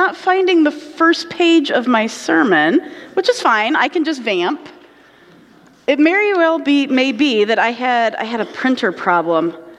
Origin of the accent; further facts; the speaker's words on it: Indiana, United States; now in Michigan, United States; I grew up in Indiana